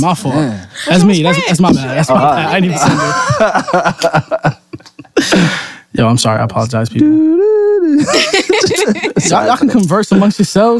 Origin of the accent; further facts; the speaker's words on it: New York, United States; moved away; I was raised in New York, but it's different from being raised in the projects than being raised like, you know.